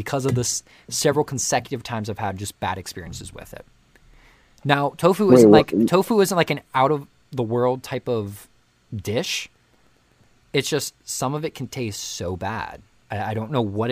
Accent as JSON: {"language": "English", "country": "United States", "tie": "born or raised there", "also_born_or_lived": "China", "moved": "as an adult", "said": "as an American, growing up in America"}